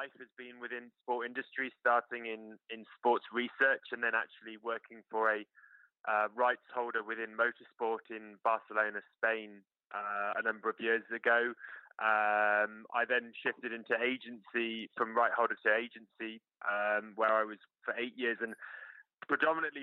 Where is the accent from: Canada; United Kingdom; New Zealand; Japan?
United Kingdom; moved away as an adult; now in United States; I suppose as a Brit